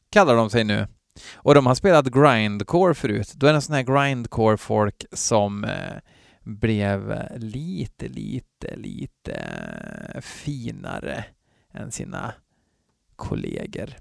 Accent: Värmland, Sweden; Från botten av mitt värmländska heavy metal-hjärta

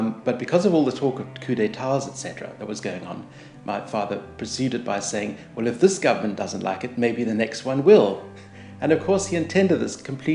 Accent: Zimbabwe; moved away as an adult; also born or lived in United Kingdom; now in Perth, Australia; I'm originally from Zimbabwe in Africa.

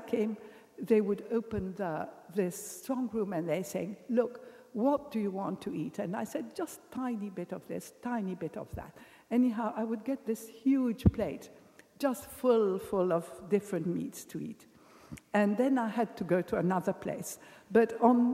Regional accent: England, United Kingdom; I'm English

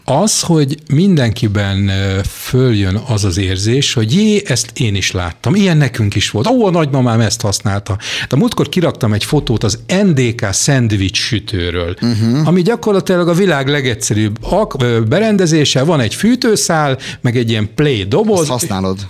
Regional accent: Jászberény, Jász-Nagykun-Szolnok, Hungary; én Jászberényi vagyok

